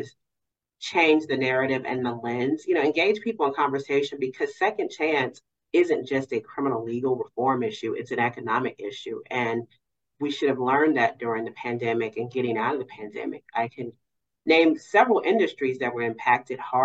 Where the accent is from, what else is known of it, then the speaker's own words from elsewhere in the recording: Cincinnati, Ohio, United States; moved away as an adult; also born or lived in Maryland / Kentucky; I am actually from Cincinnati, but I built my legal career outside in those areas